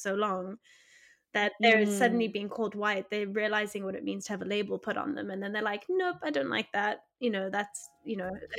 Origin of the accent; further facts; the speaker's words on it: South Africa; because obviously being South African, and there's been a really interesting element of this for me